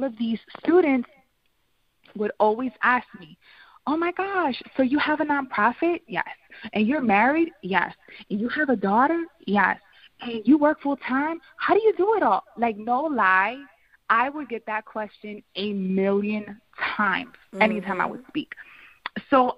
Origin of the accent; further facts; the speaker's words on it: Philadelphia, Pennsylvania, United States; I'm from North Philly, came from absolutely nothing